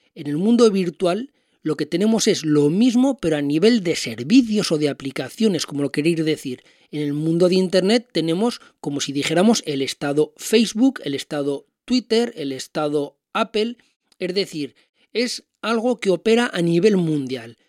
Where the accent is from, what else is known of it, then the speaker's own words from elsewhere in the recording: Spain; yo como español